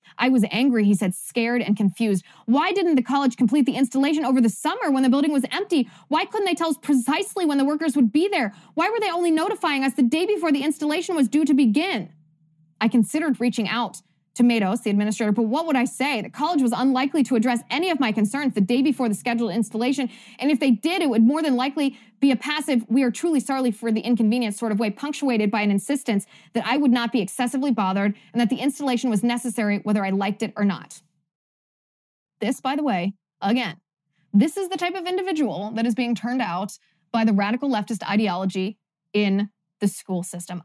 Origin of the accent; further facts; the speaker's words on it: Ohio, United States; Oberlin College is in my home state of Ohio.